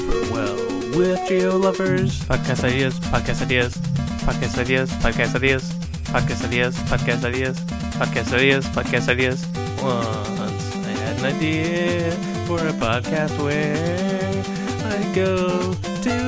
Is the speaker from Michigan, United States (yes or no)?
yes; Michigan, United States; my hometown of Michigan